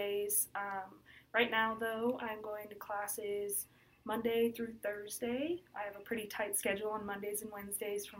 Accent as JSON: {"language": "English", "town": "Shepherd", "region": "Montana", "country": "United States", "lives_now": "Billings, United States", "said": "I'm originally from Shepherd, Montana"}